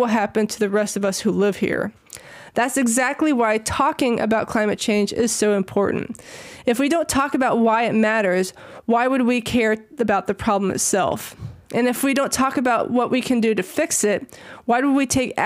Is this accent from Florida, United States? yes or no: no; South Carolina, United States; also born or lived in Washington State; now in Washington, United States; Now, I live in Washington State right now, but I grew up in South Carolina.